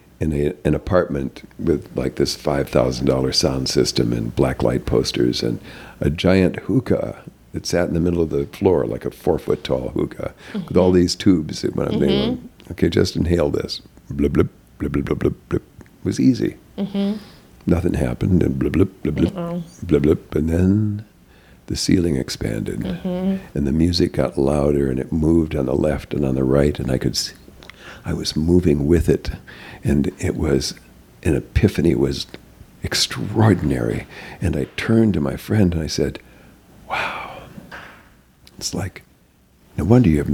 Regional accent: North Dakota, United States; moved away as an adult; also born or lived in Arizona / Los Angeles; I was a hick from North Dakota.

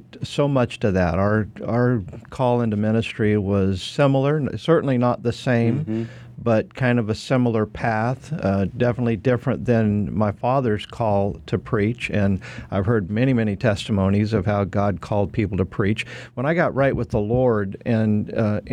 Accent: Idaho, United States; I grew up in Idaho

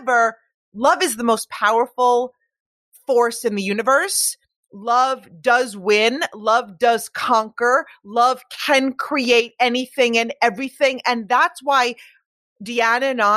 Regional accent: Long Island, New York, United States; I was born on Long Island

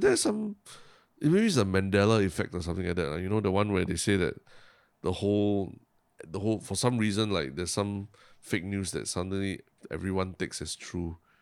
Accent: Singapore; my, my Singapore education

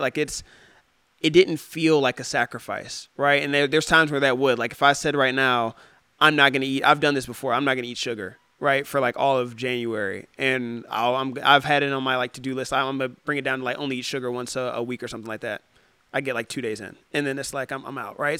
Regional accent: Cincinnati, Ohio, United States; moved away as an adult; also born or lived in Detroit, Michigan; now in San Diego, United States; I grew up in the Midwest and it's very cold in the Midwest

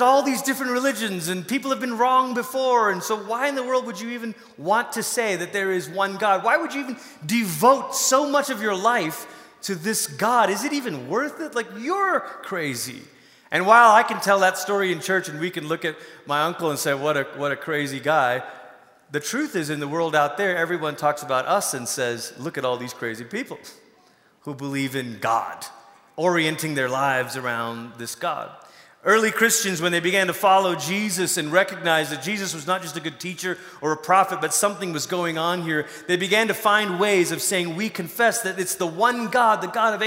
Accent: Malaysia; moved away; I grew up in Malaysia.

